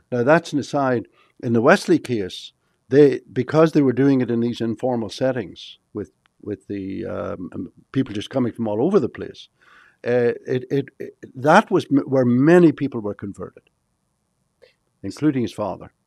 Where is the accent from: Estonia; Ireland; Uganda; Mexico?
Ireland; moved away as an adult; now in Texas, United States; I come from Ireland.